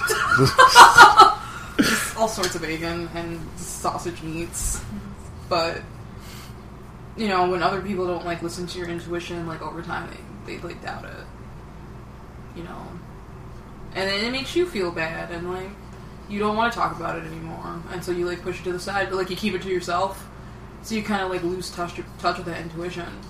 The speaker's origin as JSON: {"language": "English", "town": "Detroit", "region": "Michigan", "country": "United States", "also_born_or_lived": "Arizona", "said": "I'm from Detroit."}